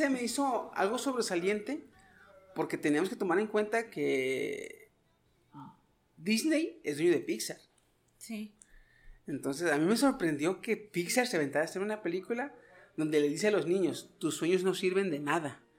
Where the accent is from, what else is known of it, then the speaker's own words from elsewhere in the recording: Mexico; Como, buen mexicano